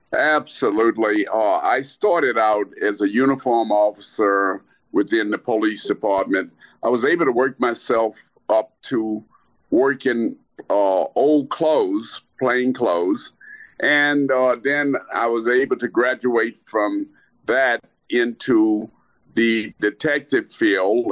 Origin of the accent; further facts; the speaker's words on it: Lake Charles, Louisiana, United States; moved away as an adult; also born or lived in Washington, District of Columbia, United States / Baltimore, Maryland / Kansas City area; I grew up in Lake Charles, Louisiana.